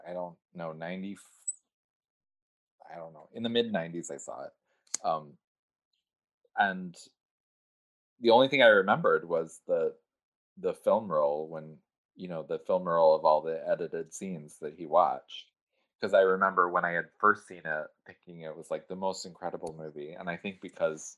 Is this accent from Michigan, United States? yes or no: yes; Detroit, Michigan, United States; I grew up in Detroit